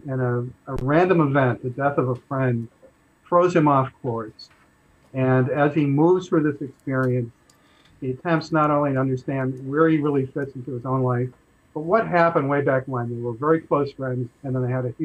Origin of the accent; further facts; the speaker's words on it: Newton, Massachusetts, United States; moved away as an adult; also born or lived in Jamaica Plain, Boston / Los Angeles, California; now in Newbury, United States; I grew up in Newton